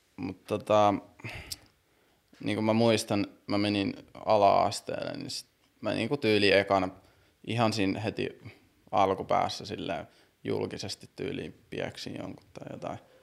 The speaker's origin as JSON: {"language": "Finnish", "town": "Siilinjärvi", "region": "North Savo", "country": "Finland", "tie": "born or raised there", "also_born_or_lived": "Brussels, Belgium / Kuopio / Helsinki", "moved": "yes"}